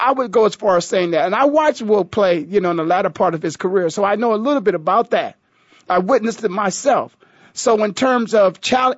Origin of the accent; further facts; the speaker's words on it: Canton, Ohio, United States; I'm from the heart of it all. LeBron is from Ohio, a little bit down the road. I'm from Canton